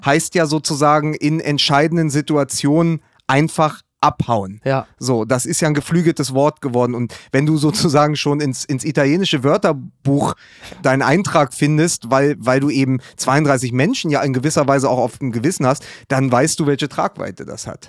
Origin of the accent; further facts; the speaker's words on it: Berlin, Germany; ich als Berliner